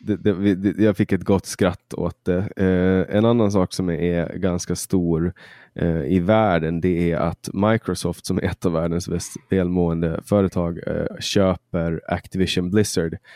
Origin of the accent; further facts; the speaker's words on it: Mariehamn, Åland Islands; i min hemstad eh, där jag kommer ifrån, i Mariehamn